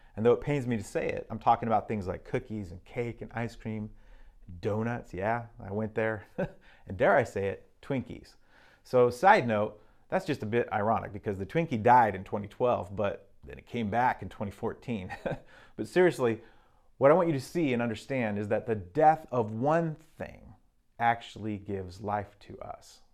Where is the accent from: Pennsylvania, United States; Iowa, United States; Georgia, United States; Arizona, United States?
Arizona, United States; also born or lived in Mexico; now in Seattle, United States; growing up in Arizona